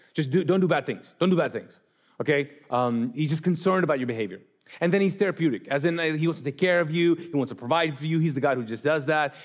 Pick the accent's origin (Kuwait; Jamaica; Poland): Kuwait; moved away as an adult; also born or lived in Pakistan; I grew up in Islam in the Middle East, in Kuwait